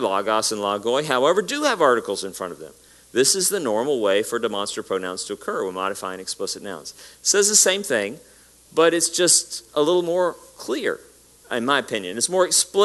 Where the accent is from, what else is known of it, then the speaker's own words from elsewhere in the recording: Tennessee, United States; I grew up in Tennessee